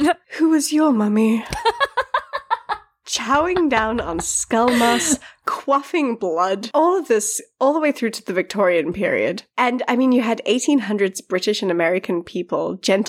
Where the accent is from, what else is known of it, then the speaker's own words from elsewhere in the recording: South Africa; I'm South African